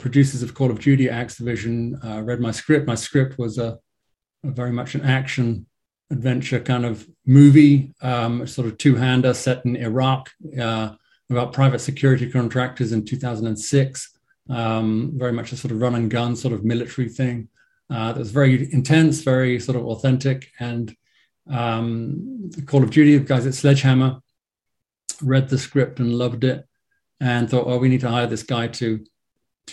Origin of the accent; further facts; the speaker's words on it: England, United Kingdom; accent: English; moved away as an adult; now in Los Angeles, United States; as you may hear from my English accent, I'm based in LA. I've been in LA for the last, I don't know, like 17 years or so.